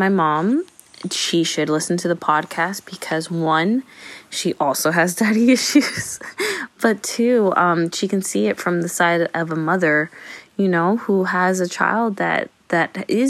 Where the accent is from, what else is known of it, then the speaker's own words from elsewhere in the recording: Venezuela; moved away; We're from Venezuela, and we arrived here when my brother was 6 months old, and he never met his dad.